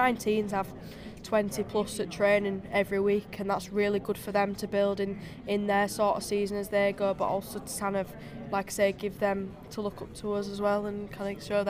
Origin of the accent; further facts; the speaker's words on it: Huddersfield, Yorkshire and the Humber, United Kingdom; I'm from Huddersfield.